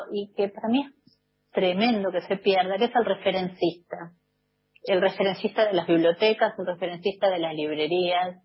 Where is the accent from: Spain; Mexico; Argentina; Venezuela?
Argentina; Buenos Aires; somos porteños